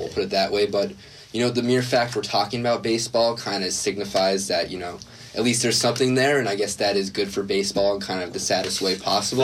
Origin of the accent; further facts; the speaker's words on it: New Jersey, United States; I'm from New Jersey